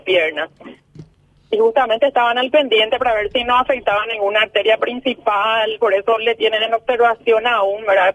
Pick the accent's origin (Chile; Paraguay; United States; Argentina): Paraguay; Pedro Juan Caballero, Amambay; somos somos de Pedro Juan Caballero